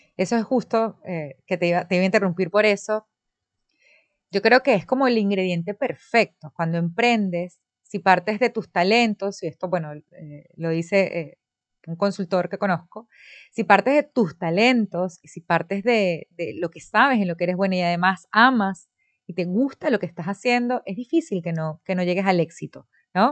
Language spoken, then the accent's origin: Spanish; Venezuela; now in Dominican Republic; es de mi país natal, de Venezuela